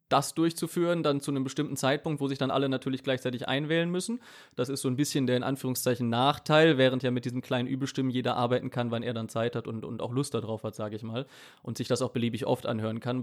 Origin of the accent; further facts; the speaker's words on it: Cologne, North Rhine-Westphalia, Germany; Ich komme ja aus dem Raum Köln, Großraum Köln